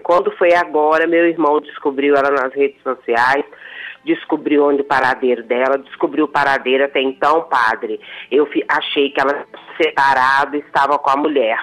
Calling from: Santa Luzia, Minas Gerais, Brazil; Belo Horizonte. Eu falo do, do bairro São Benedito, em Santa Luzia.

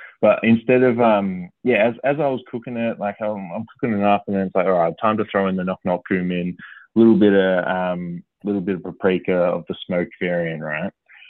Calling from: Creswick, Victoria, Australia; No, I'm in the beautiful part of the world called Creswick, mate, just about half an hour out of Ballarat

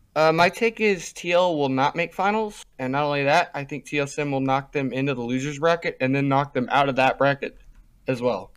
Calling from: North Vernon, Indiana, United States; I'm calling from North Vernon, Indiana

